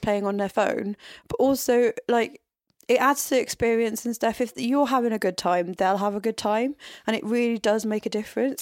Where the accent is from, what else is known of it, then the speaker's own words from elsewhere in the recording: Tenby, Wales, United Kingdom; I grew up in Tenby, which is a tourist town.